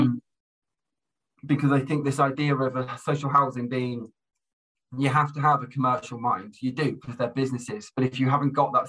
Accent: Plymouth, South West England, United Kingdom; moved away as an adult; also born or lived in Durham; now in Solihull, United Kingdom; I grew up in the southwest. I grew up in Plymouth

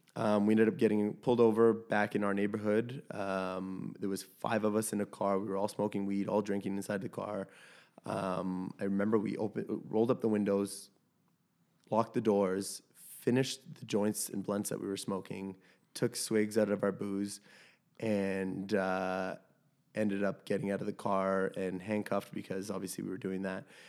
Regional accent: Toronto, Ontario, Canada; We grew up in Chilean co-ops in, uh, around that area

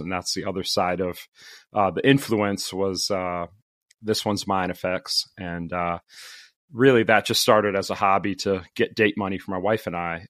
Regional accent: Connecticut, United States; also born or lived in the Carolinas / Florida; now in Farmington, United States; I grew up in Connecticut

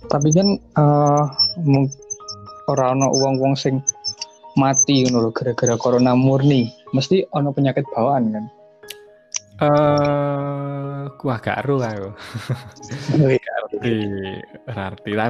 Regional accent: Magelang, Central Java, Indonesia; Soalnya kan di Magelang sendiri kan aku dari Magelang ya. Nah di Magelang sendiri itu nggak ada les lesan bahasa Jerman ya tau.

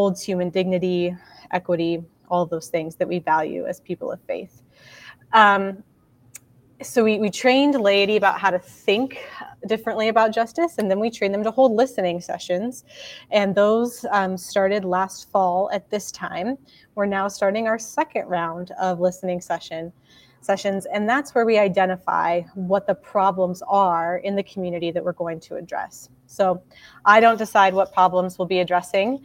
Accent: Mankato, Kansas, United States; now in Lincoln, United States; originally, I'm from Mankato, Kansas, which is about 2.5 hours south of Lincoln

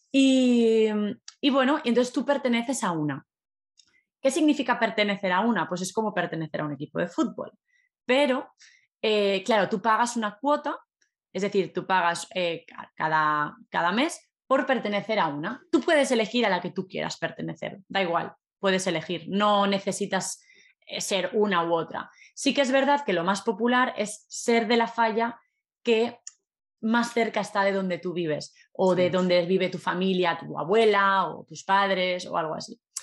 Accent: Valencia, Valencian Community, Spain; yo soy de Valencia

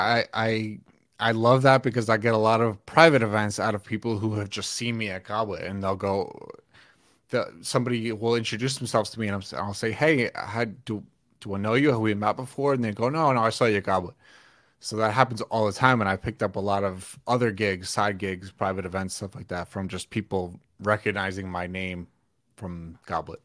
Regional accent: New York, United States; also born or lived in Pennsylvania / Atlanta; now in Mount Holly, United States; I I'm from New York originally

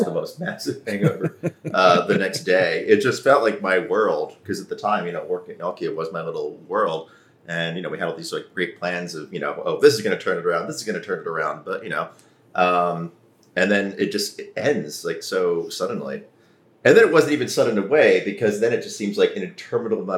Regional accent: United States; I'm an American, I'm in a country that has, like, more tech giants

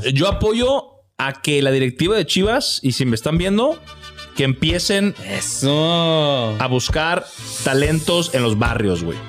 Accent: Mexico; tenemos un estigma como, como mexicanos, como cultura

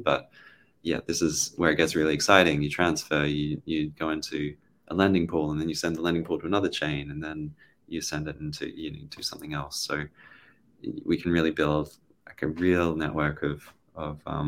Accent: Australia; I'm Australian

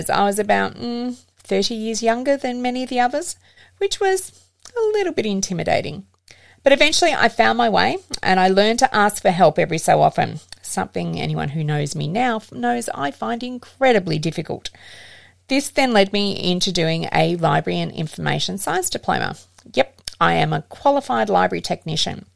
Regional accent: Geelong, Victoria, Australia; I grew up in the Geelong area

